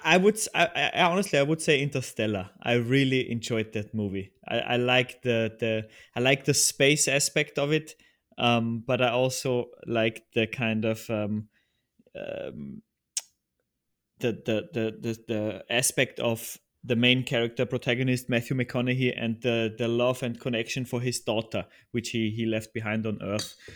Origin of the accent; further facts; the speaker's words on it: Upper Austria, Austria; moved away as an adult; now in Vienna, Austria; I'm originally from Austria and still, still live here. Uh, I'm from the countryside of Upper Austria